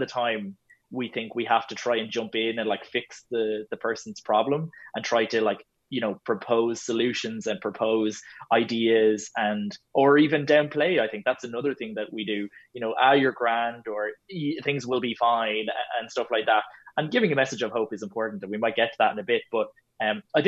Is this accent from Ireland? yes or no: yes; Ireland; we're so good as Irish people